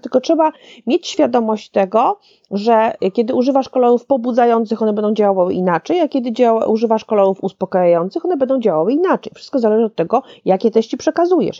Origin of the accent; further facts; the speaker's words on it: Szczecin, West Pomeranian Voivodeship, Poland; now in Warsaw, Poland; w Szczecinie rzadko, bo rzadko, ale też bywam w końcu, to prawie, że moje rodzinne miasto